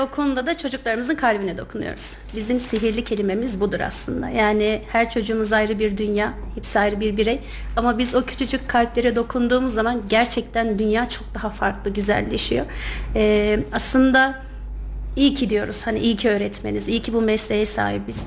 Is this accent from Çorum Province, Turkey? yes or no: no; Kayseri Province, Turkey; 1994 e, Kayseri doğumluyum